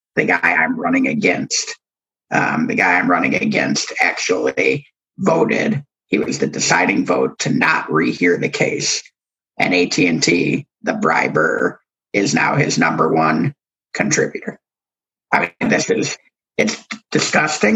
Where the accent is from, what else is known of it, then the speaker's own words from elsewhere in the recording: Ann Arbor, Michigan, United States; moved away; also born or lived in Oklahoma; I grew up in Ann Arbor, which is a very, very blue city inside of Michigan